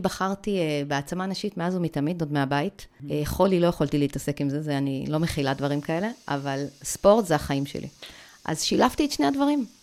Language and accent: Hebrew; the Krayot, Haifa District, Israel; אני באה מהצפון